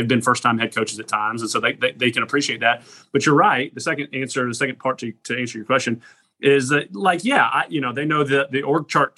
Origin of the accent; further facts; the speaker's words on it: Lilburn, Georgia, United States; moved away as an adult; now in Clemson, United States; growing up in Gwinnett area. I loved it there